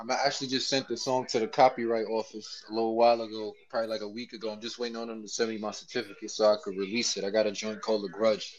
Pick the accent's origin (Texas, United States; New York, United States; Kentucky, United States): New York, United States; New York City; I'm from New York.